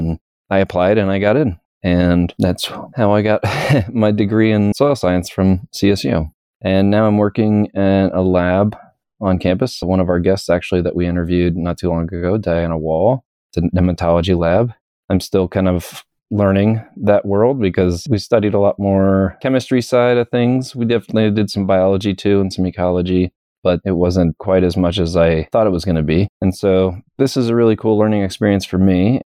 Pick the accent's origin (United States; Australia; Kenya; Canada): United States; Florida; now in Colorado, United States; And I'm originally from Florida, but I moved out to Colorado in 2016.